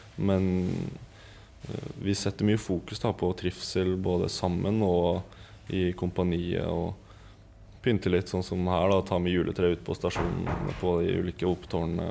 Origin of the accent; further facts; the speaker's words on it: Eastern Norway, Norway; moved away as an adult; som østlending